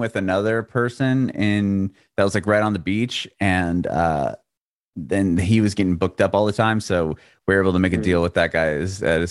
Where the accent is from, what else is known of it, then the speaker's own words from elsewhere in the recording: California, United States; moved away as an adult; also born or lived in San Diego / San Francisco; now in Nashville, United States; I grew up in California, born and raised in San Diego and San Francisco